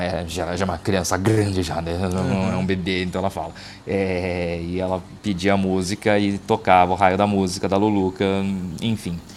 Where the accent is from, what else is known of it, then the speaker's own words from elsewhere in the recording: Itápolis, São Paulo, Brazil; Nós somos de Itápolis